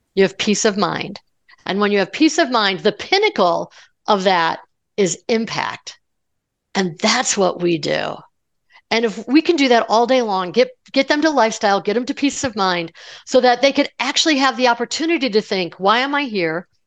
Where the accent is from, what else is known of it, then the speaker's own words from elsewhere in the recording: Colorado, United States; I'm from Colorado, so, you know, Mile High City